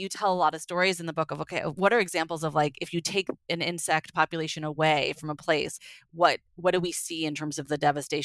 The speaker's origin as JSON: {"language": "English", "area": "San Francisco Bay Area", "region": "California", "country": "United States", "tie": "born or raised there", "also_born_or_lived": "New Jersey", "said": "I grew up in the San Francisco Bay Area, but spent all my summers in New Jersey"}